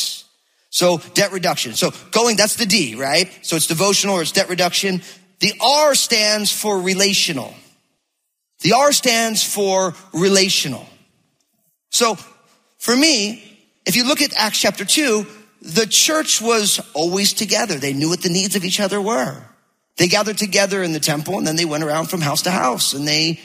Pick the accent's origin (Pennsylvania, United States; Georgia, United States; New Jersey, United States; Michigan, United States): New Jersey, United States; now in Battle Ground, Washington, United States; because I'm from New Jersey